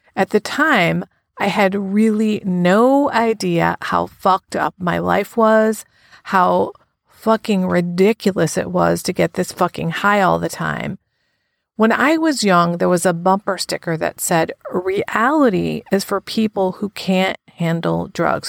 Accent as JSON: {"language": "English", "country": "United States", "tie": "born or raised there", "moved": "yes", "lives_now": "New Haven, United States", "said": "my hometown to show him where I grew up, which is about an hour from New Haven, where I live now."}